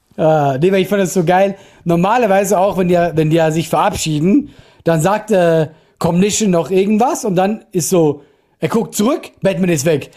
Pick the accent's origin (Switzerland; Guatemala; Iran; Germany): Switzerland; ich bin ein halt Schweizer